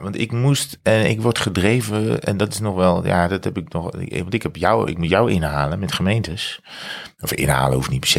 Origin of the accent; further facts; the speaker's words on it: North Brabant, Netherlands; provincie waar ik vandaan kom